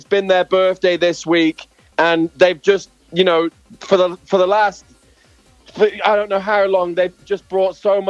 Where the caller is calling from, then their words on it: Philadelphia, Pennsylvania, United States; I'm calling from Philadelphia!